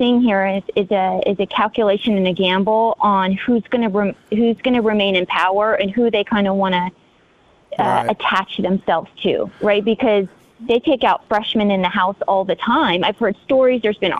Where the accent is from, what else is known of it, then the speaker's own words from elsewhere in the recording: Texas, United States; I've been born and raised in Texas. We love Texas here. Most people you talk to are conservative, we've got some major cities here, mm-hmm. Dallas, Houston, San Antonio, Austin